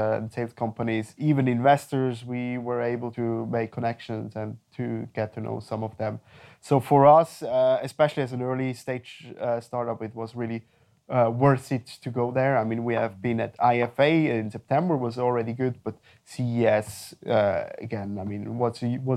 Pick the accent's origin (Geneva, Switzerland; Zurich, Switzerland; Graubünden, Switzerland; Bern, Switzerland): Zurich, Switzerland; Winterthur; also born or lived in Ireland / China; I was born in Winterthur and raised there.